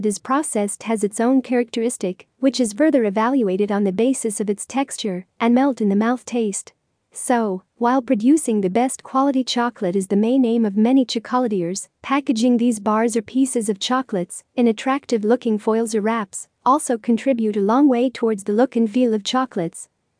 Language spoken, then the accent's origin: English; Zahle, Beqaa, Lebanon; Hi, I'm from Zale, Becca, Lebanon.